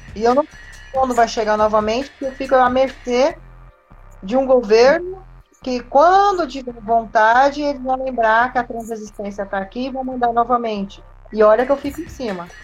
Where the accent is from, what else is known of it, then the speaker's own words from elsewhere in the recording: Brazil; como brasileiros